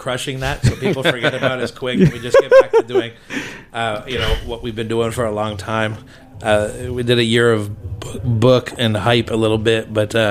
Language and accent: English; Montreal, Quebec, Canada; first language English; I'm born and raised in the province of Quebec, and I speak French as well as I do English. I feel that I'm 100% Québécois.